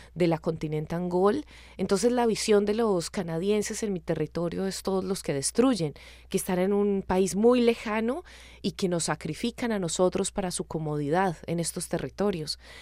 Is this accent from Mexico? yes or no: no; Colombia